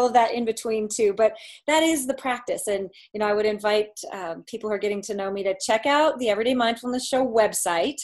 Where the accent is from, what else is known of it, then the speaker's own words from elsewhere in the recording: Portland, Oregon, United States; I was born and raised in Portland, Oregon, went to Westland High School, went on to Linfield College